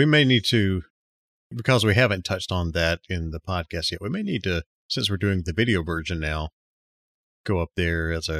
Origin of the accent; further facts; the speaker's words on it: Enterprise, Alabama, United States; It's a few miles from Op, quite a few miles. That's where I'm from.